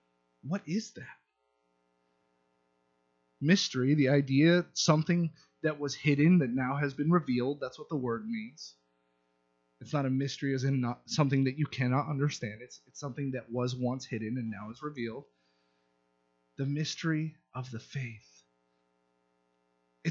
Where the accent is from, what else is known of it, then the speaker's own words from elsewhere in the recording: Southern California, United States; moved away as an adult; I'm from Southern California. There's wealth abounding from where I'm from